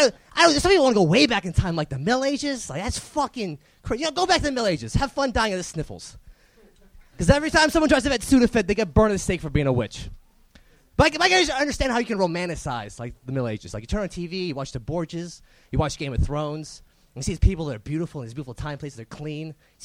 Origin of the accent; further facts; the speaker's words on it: Maryland, United States; now in Los Angeles, United States; I'm from Maryland originally.